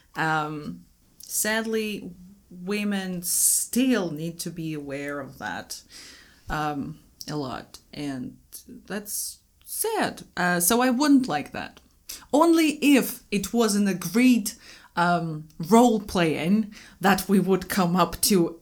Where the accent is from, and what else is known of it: Moscow, Russia